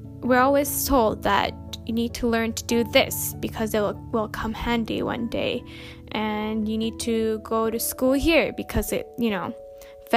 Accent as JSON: {"language": "English", "town": "Winnipeg", "region": "Manitoba", "country": "Canada", "moved": "as an adult", "lives_now": "United Kingdom", "said": "I am currently living and studying in the UK, but I'm from Winnipeg, Manitoba, Canada"}